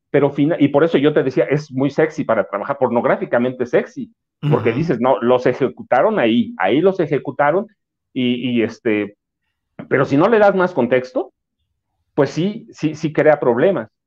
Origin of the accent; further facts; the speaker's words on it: south of the State of Mexico, Mexico; en mi pueblo, por ejemplo, hay comunidades enteras en Estados Unidos que son gente de ahí del sur del Estado de México.